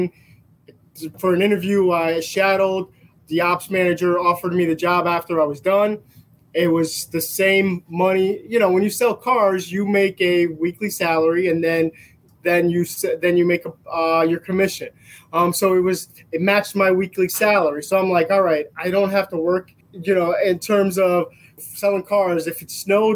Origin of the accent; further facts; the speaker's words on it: Bridgeport, Connecticut, United States; I grew up in Bridgeport, Connecticut.